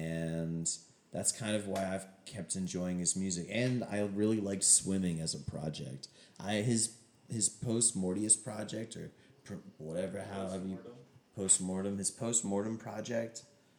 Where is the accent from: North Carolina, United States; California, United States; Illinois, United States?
North Carolina, United States; Shelby; now in Boone, United States; growing up in Shelby